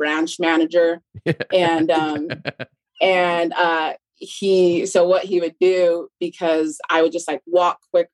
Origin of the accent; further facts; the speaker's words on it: West Valley City, Utah, United States; moved away as an adult; also born or lived in California; I was actually born in California, but then I was raised in West Valley, Utah.